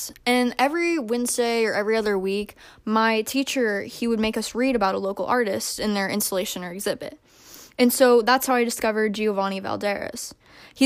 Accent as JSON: {"language": "English", "area": "a suburb of Dallas", "region": "Texas", "country": "United States", "tie": "born or raised there", "said": "I grew up outside the city in a suburb of Dallas"}